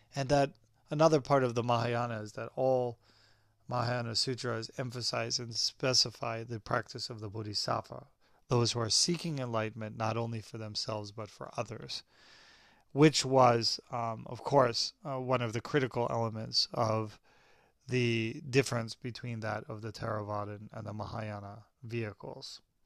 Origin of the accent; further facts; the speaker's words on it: Hollywood, Southern California, United States; here in my hometown, uh, there's a group of Thai Buddhists in Hollywood